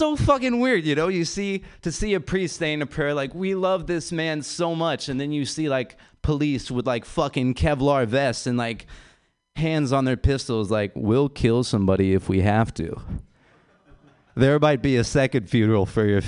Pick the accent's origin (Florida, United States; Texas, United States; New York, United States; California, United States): California, United States; San Francisco; I'm from San Francisco, which is a really beautiful city